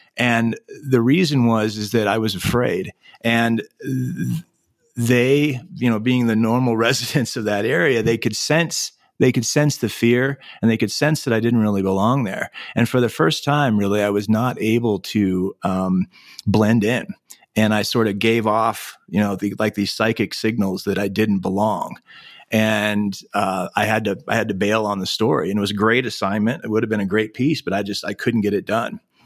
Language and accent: English; Anchorage, Alaska, United States; My family moved to Anchorage, Alaska when I was seven years old, uh, nineteen seventy-eight. And so, growing up in Anchorage in the late seventies and eighties